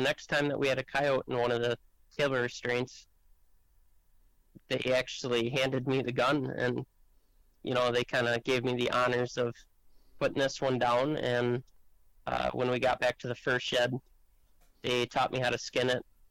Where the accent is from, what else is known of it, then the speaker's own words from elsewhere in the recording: Central Wisconsin, United States; born and raised in Central Wisconsin